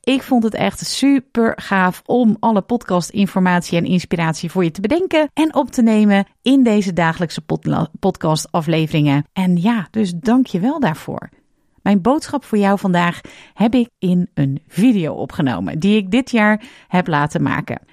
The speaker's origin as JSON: {"language": "Dutch", "region": "Zeeland", "country": "Netherlands", "tie": "born or raised there", "said": "Ik groeide als kind op in de Zeeuwse klei"}